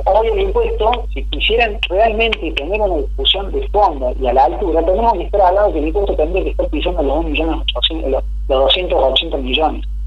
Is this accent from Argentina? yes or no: yes; Argentina